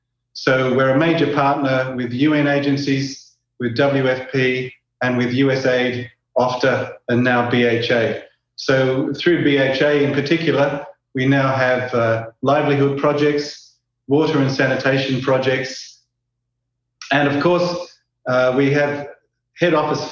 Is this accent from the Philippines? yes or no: no; Australia; moved away as an adult; now in Juba, South Sudan; I'm an Australian. You might pick that up from my strange accent. I'm here in South Sudan, in Juba